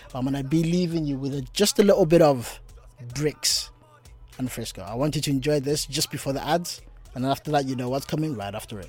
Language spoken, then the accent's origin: English; South Africa; moved away; As a South African